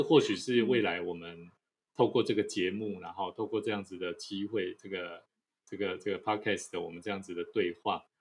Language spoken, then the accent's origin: Chinese; Taiwan; 是台湾的哈，台湾的